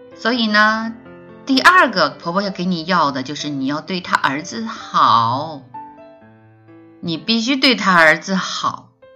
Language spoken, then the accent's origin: Chinese; China; 特别是对于我们中国人而言